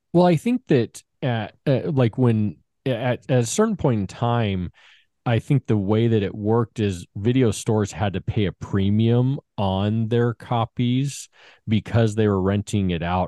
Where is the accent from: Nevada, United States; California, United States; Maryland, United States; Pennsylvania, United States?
Nevada, United States; Las Vegas; I grew up in Vegas, and in Vegas, off of Warm Springs and Eastern